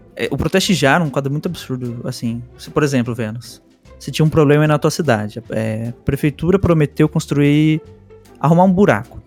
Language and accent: Portuguese; Bogotá, Colombia; now in Brazil; eu morei na Colômbia. Minha infância foi lá, em Bogotá